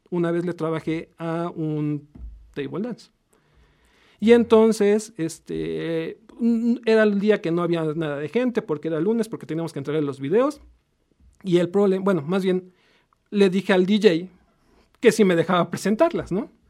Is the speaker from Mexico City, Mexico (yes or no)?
no; Puebla, Mexico; Soy poblano. Soy poblano de 100% poblano. Soy 100% poblano.